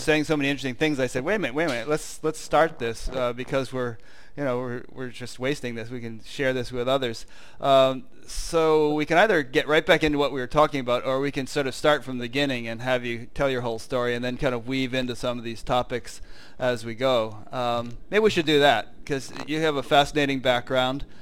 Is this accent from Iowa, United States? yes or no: no; Fairfield, Connecticut, United States; I'm from Connecticut